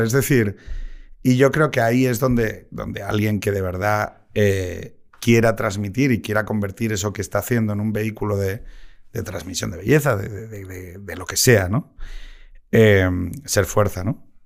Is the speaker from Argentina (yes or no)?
no; Gijón, Asturias, Spain; Yo soy de Gijón